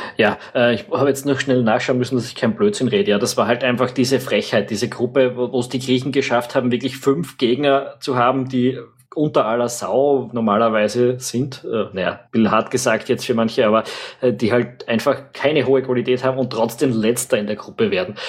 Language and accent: German; Austria; als Österreicher